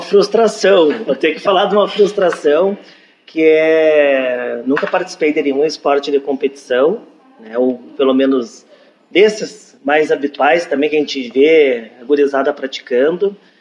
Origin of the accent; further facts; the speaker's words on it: Brazil; como brasileiro, a gente tem o, o hábito de acompanhar os times